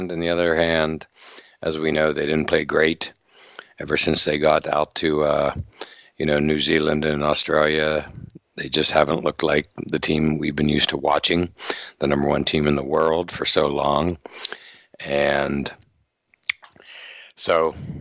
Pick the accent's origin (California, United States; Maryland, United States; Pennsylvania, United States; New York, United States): Pennsylvania, United States; Western; now in Boston, United States; growing up in Western Pennsylvania